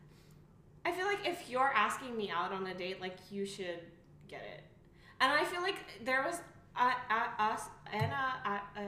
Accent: Kazakhstan; moved away; the way I was brought up in Kazakhstan

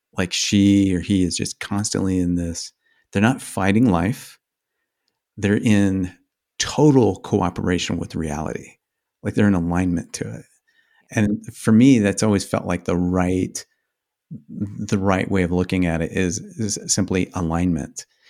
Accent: Midwest, United States; I grew up in the Midwest

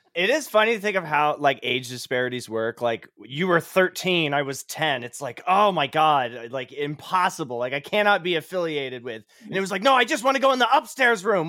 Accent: Cape Cod, Massachusetts, United States; moved away as an adult; also born or lived in New York; now in Indianapolis, United States; I grew up in Cape Cod, Massachusetts

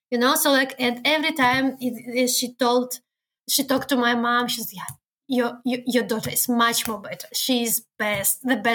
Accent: Belarus; English is a second language; now in Germany

